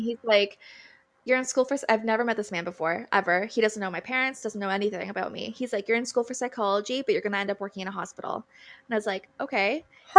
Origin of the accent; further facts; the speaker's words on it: Wahta, Ontario, Canada; I'm from Wata, um, and I'm Mohawk